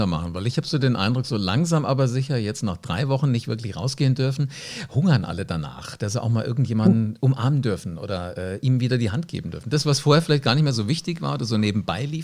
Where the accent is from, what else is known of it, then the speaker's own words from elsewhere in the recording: Wiesbaden, Hesse, Germany; Äh, ich bin in Wiesbaden aufgewachsen